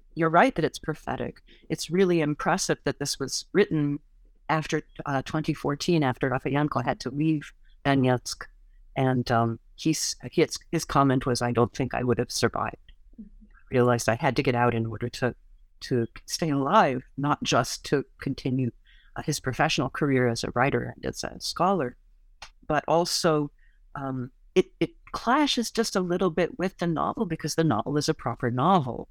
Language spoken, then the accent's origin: English; United States; as an American